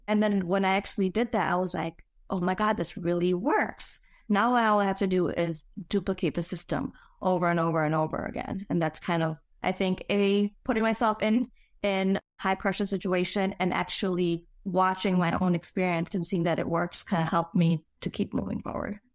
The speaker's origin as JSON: {"language": "English", "town": "Chicago", "region": "Illinois", "country": "United States", "tie": "born or raised there", "said": "born and raised in Chicago"}